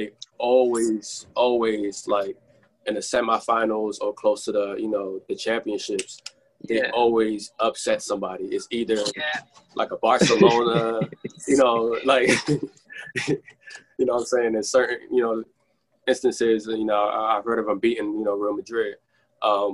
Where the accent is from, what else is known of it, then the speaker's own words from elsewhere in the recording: Sierra Leone; I was born in Sierra Leone